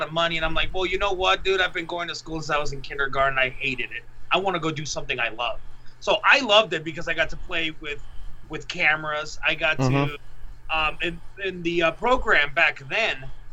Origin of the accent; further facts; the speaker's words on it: Mexico; English is a second language; also born or lived in Laredo, Texas, United States; I lived in Mexico the majority of my life, so I just say I'm Mexican because it's like where I was brought up.